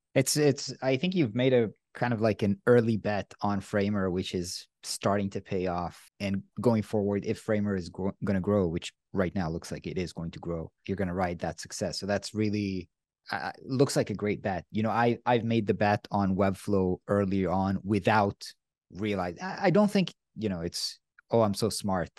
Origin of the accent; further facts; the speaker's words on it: Israel; I'm from Israel